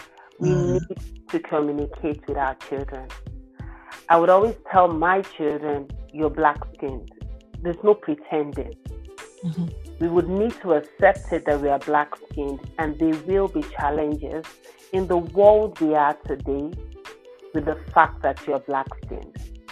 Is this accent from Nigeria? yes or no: yes; Nigeria; moved away as an adult; now in Canada; For only you understand this, for most of our children when we come from Nigeria, they've done definitely more than the curriculum that they meet in Canada.